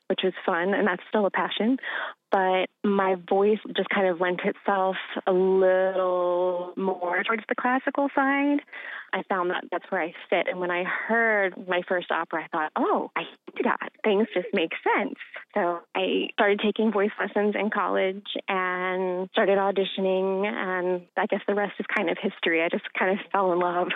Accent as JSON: {"language": "English", "region": "Eastern Shore", "country": "United States", "tie": "born or raised there", "said": "that's where I grew up was on the Eastern Shore."}